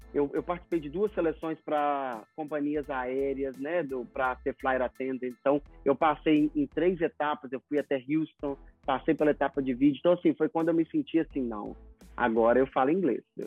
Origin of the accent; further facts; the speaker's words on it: Belo Horizonte, Minas Gerais, Brazil; moved away as an adult; now in United States; sou de Belo Horizonte e eu mudei para cá para aprender inglês